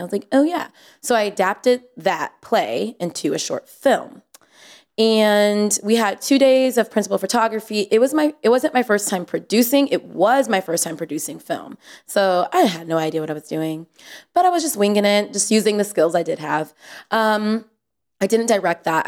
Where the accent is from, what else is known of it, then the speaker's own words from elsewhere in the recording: San Jose, California, United States; I'm from San Jose, from the Bay